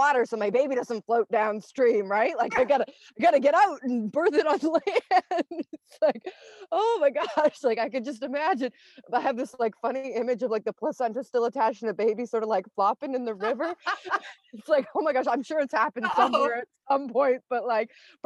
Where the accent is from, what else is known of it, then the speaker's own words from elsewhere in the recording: Canada; I'm from Canada.